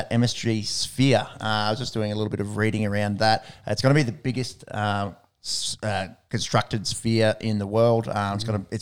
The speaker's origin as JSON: {"language": "English", "country": "Australia", "said": "Obviously, a big favourite mm. of ours as an Aussie"}